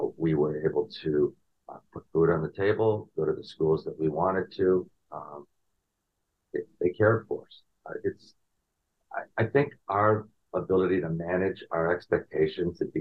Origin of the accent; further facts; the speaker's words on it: Chicago, Illinois, United States; moved away as an adult; also born or lived in New York; I grew up in the Chicagoland area.